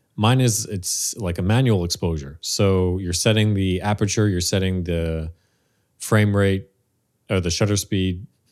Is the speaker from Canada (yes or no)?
yes; Montreal, Quebec, Canada; Born and raised in Montreal